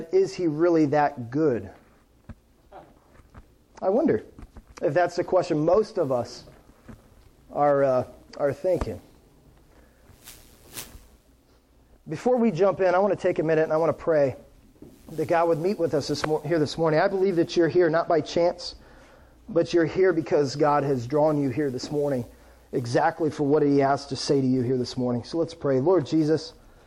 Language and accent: English; Akron, Ohio, United States; moved away; I remember growing up, I'm from Akron, Ohio. I remember growing up in a part of Akron, kind of inner city called Kenmore